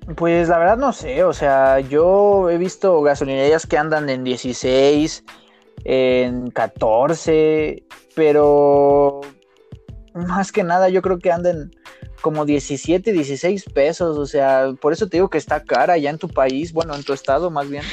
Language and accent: Spanish; Mexico City, Mexico; Nací aquí en la Ciudad de México, mi mamá es de Zacatecas, mi papá de Pachuca.